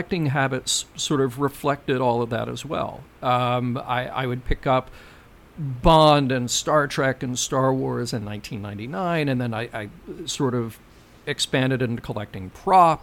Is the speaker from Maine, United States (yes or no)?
no; Birmingham, Alabama, United States; And then I would come back home to Birmingham